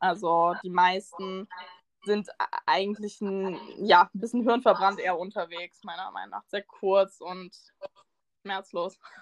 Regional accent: Northern Germany, Germany; moved away as an adult; now in Munich, Germany; ich komme aus, äh, ja, aus dem tiefsten Norden. Ich bin halb dänisch, das heißt sehr tief im Norden. Ähm, genau, und bin dann halt quasi wegen des Studiums nach München gezogen.

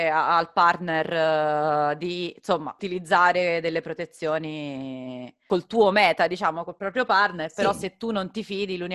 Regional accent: northern Italy, Italy; sono del nord

